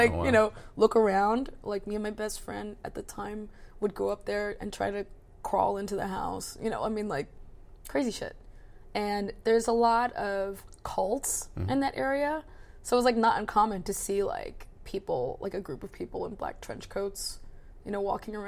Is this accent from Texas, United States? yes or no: no; between Baltimore and DC, Maryland, United States; I grew up in Maryland, between like Baltimore and DC